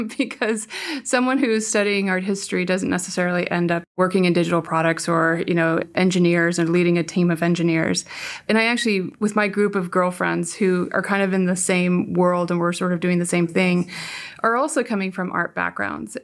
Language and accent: English; Palo Alto, California, United States; also born or lived in San Francisco / Santa Clara / Orange County; Born in San Francisco, raised on the peninsula, and I went to Santa Clara